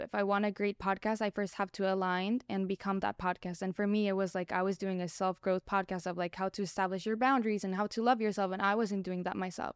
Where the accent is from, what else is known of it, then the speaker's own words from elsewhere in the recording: Colombia; moved away; I grew up in Colombia. My parents were all Mexican